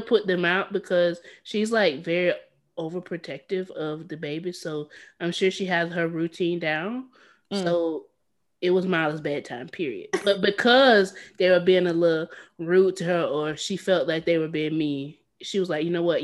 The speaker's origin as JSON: {"language": "English", "region": "the South", "country": "United States", "said": "I too am from the South"}